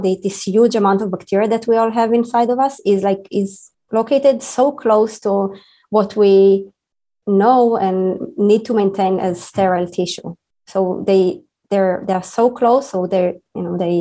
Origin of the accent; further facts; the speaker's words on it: Israel; moved away as an adult; now in United States; I'm an Israeli scientist. I was born in Israel and I was trained in Israel